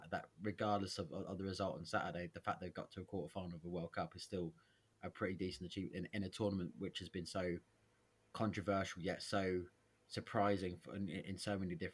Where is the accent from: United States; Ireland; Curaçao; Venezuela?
Ireland; As an Irishman, Stephen Kenny as as Republic of Ireland manager is is horrifically bad.